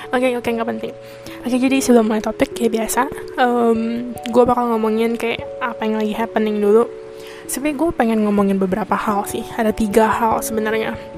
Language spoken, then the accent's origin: Indonesian; Indonesia; now in Taiwan; ya karena gue dari Taiwan jadi kalau misalnya kananya jadi uploadnya dari mana of course gue uploadnya juga dari Taiwan karena ya gue tapi kan berbahasa Indonesia karena gue orang Indonesia jadi ya pokoknya orang Indonesia berada di luar negeri